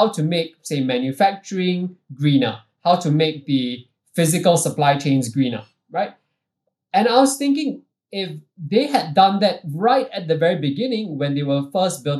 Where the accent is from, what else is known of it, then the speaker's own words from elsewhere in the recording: Singapore; even though I'm Singaporean and what we do predominantly is based out of Singapore